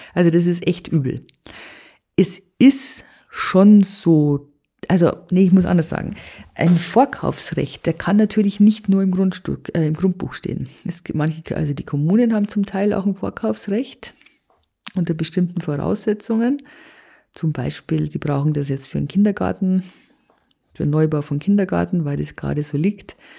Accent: Bavaria, Germany; bei uns in Bayern

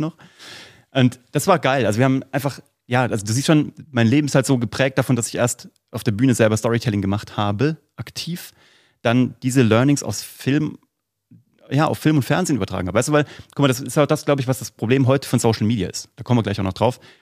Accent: Vellmar, Hesse, Germany; von der Stadt Fellmar, wo ich herkomme

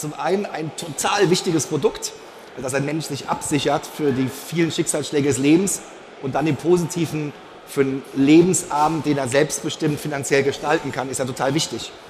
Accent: Ludwigshafen, Rhineland-Palatinate, Germany; Ja, in Ludwigshafen geboren, weil mein Vater bei der BSF gearbeitet hat und dann als äh, Pfälzer erster FC Kaiserslautern-Fan.

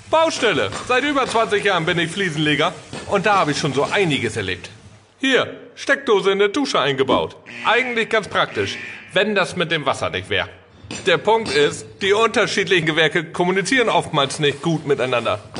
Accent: Oldenburg, Lower Saxony, Germany; Ja, ich komme hier aus dem hohen Norden, aus dem schönen Oldenburg. Oldenburg aus Oldenburg muss man ja immer dazu sagen. Es gibt ja zwei. Ich bin hier aus Oldenburg.

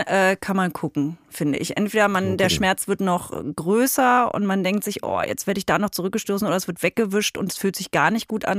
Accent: East Germany, Germany; ich bin Ossi

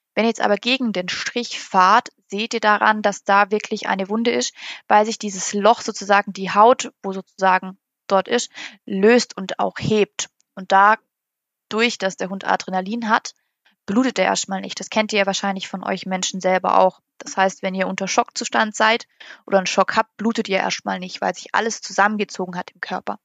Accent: Germany; bei uns in Deutschland

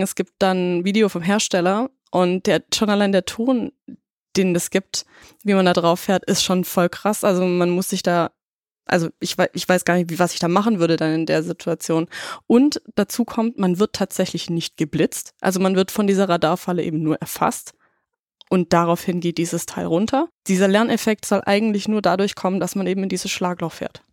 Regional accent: Germany; als Deutsche

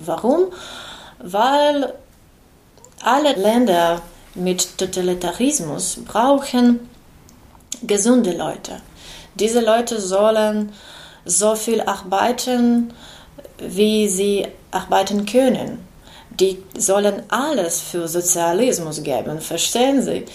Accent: Kyiv, Ukraine; German is a second language; moved away as an adult; now in Marburg, Germany; wir sind aus Kiew

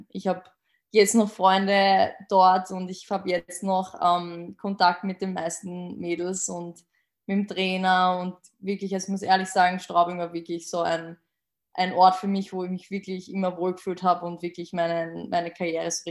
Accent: Austria; aus Österreich.

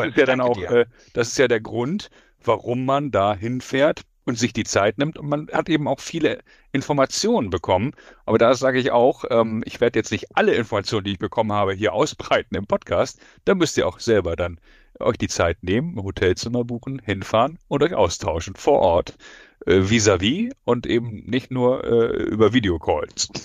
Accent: Hamburg, Germany; ich bin Hamburger Jung

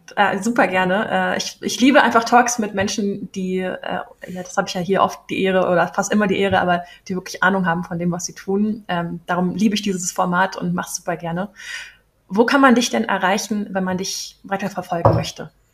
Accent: Berlin, Germany; Ich bin auch echte Berlinerin, in der Charité geboren

